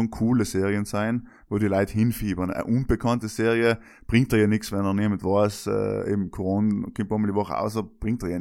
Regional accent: South Tyrol, Trentino-Alto Adige, Italy; Ja, das sind wir Südtiroler.

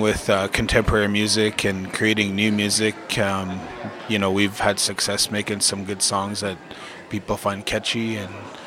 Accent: Frog Lake, Alberta, Canada; I'm from Frog Lake First Nation in Alberta, Canada

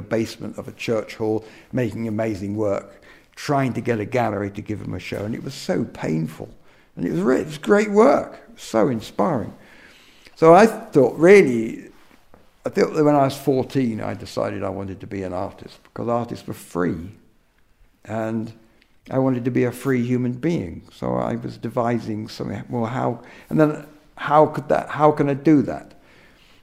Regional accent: Surrey, South East England, United Kingdom; now in North Wales, United Kingdom; I was born in Surrey

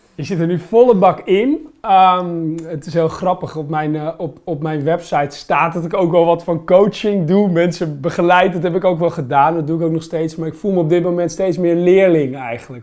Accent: Holland, Netherlands; also born or lived in Limburg; ik woonde in Limburg op dat moment, weet je, als Hollander

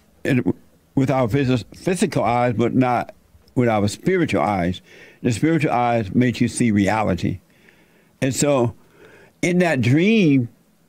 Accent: Alabama, United States; I was born in Alabama, raised on a plantation

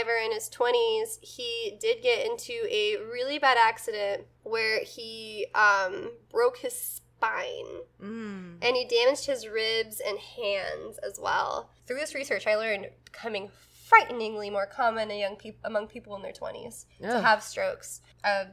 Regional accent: the South, United States; growing up in the South

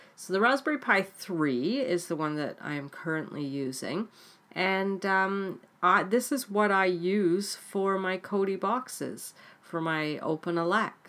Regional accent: Canada; also born or lived in United Kingdom; I am Canadian, um, born in the U K, but lived in Canada, um, all my life now, apart from six years that I lived in the U K

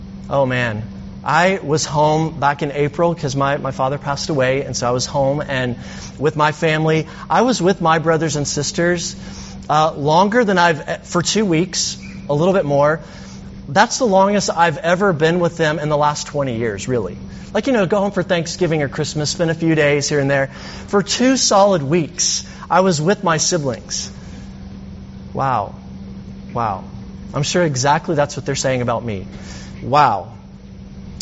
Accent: Alabama, United States; I'm from Alabama

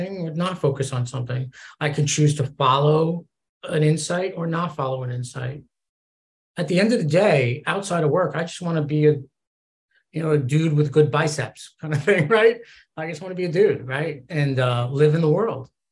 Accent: East Coast, United States; I'm from the East Coast

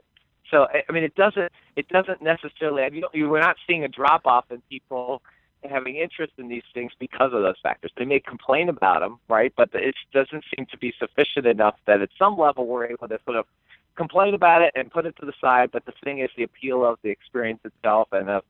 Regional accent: Cincinnati, Ohio, United States; now in Indiana, United States; I grew up in Cincinnati

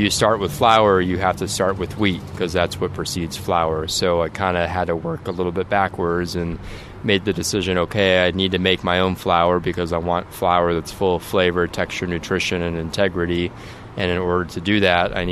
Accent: California, United States; moved away as an adult; now in New Orleans, United States; I grew up in California, and I moved to New Orleans in 2009

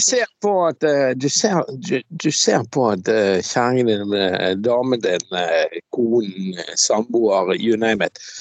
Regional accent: Bergen, Vestland, Norway; jeg er jo fra Laksevåg. Jeg kommer jo fra jævla arbeiderstrøk

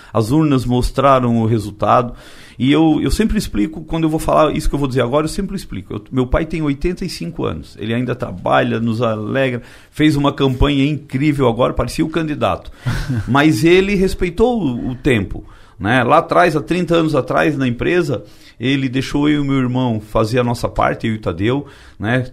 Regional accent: Timbé do Sul, Santa Catarina, Brazil; Tibete do Sul, que é onde eu nasci.

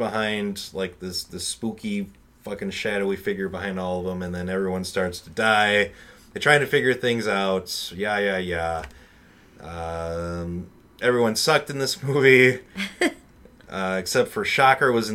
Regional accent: Chicago, Illinois, United States; I'm from Chicago, and all the schools here are shit for the most part

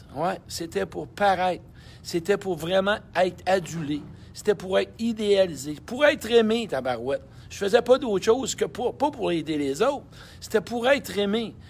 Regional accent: Saint-Georges, Quebec, Canada; moved away; Saint-Georges de Beauce. Ben oui, mon patelin

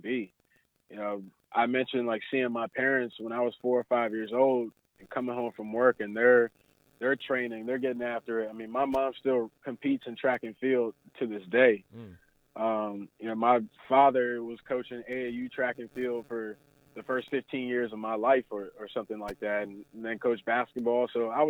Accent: New Jersey, United States; I grew up in New Jersey

